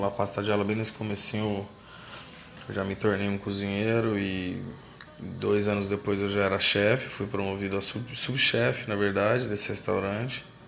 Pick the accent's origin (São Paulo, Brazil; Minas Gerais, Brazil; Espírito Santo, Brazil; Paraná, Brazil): São Paulo, Brazil; Campinas; moved away as an adult; also born or lived in Indaiatuba, Brazil / Australia; now in Fortaleza, Brazil; sou natural de Indaiatuba, interior de São Paulo. Cresci em Campinas